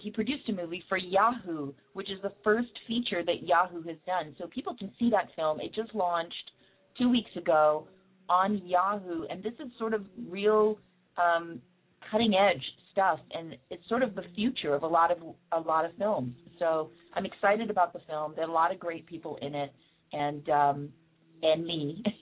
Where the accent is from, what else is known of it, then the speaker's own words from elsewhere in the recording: Canada; also born or lived in England; I was born in England, and um, my parents are Jamaican, but I'm I'm Canadian at heart because I I lived there from pretty much the age of 12 to 25.